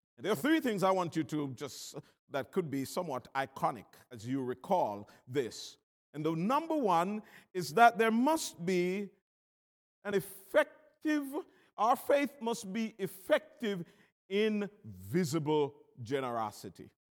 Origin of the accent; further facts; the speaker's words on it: Jamaica; I'm from Jamaica